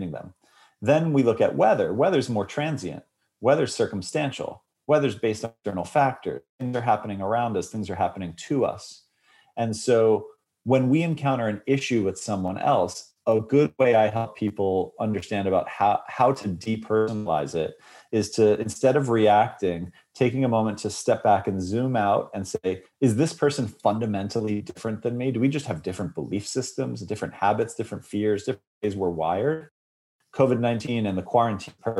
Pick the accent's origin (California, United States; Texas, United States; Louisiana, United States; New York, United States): New York, United States; I was raised in New York